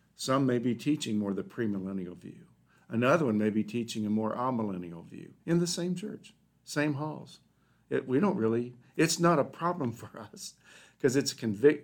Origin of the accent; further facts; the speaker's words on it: Dayton, Ohio, United States; I grew up in Dayton, Ohio